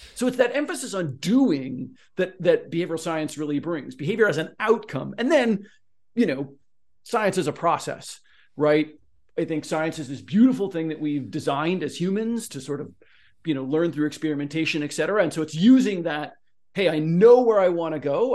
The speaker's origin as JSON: {"language": "English", "region": "Oregon", "country": "United States", "moved": "yes", "lives_now": "Southern California, United States", "said": "I'm from Oregon"}